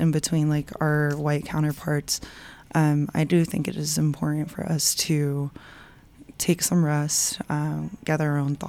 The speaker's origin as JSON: {"language": "English", "region": "Utah", "country": "United States", "tie": "born or raised there", "said": "I was born here in Utah."}